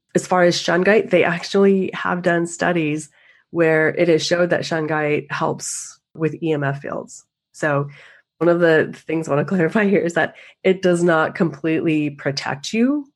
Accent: the Northwest, Pacific Northwest, United States; I grew up in the Northwest skiing

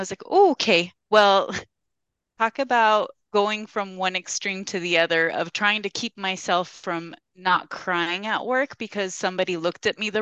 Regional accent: United States; moved away as an adult; I'm Mexican American

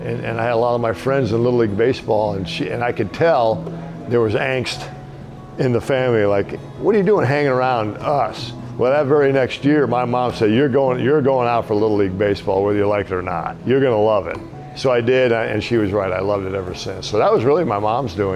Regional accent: Wheaton, Illinois, United States; also born or lived in Norman, Oklahoma; I was raised in Wheaton, Illinois. We moved up to Wheaton at a very young age. I was 3 years old

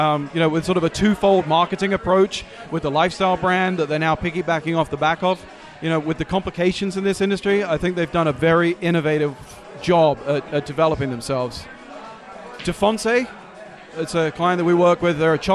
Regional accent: London, United Kingdom; also born or lived in Chicago; now in United States; Originally London.

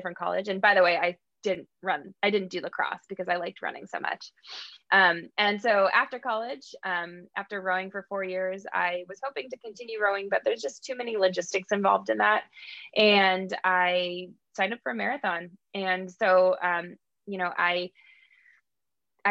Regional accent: Hamden, Connecticut, United States; I am from Hamden, Connecticut.

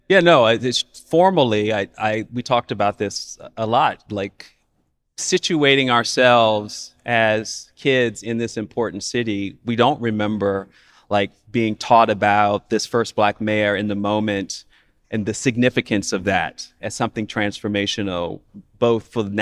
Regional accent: Chicago, Illinois, United States; I wanted to talk about the first time I remember being pissed off as a Chicagoan too, and that is when I was about uh, ten years old. I had to commute to Chatham from Regents Park, where I lived by that age

